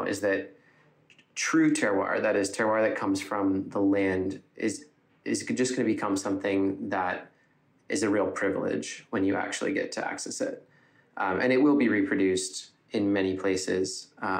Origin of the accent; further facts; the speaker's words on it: Ithaca, New York, United States; I am from Ithaca